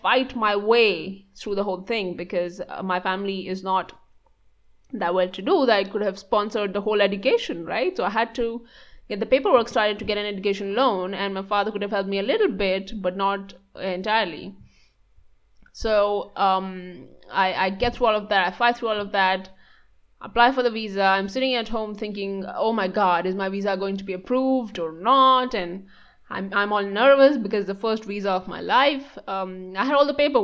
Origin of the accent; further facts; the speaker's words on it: Maharashtra, India; moved away as an adult; also born or lived in Mumbai / Pune / Scotland; I was born and brought up in this state called Maharashtra.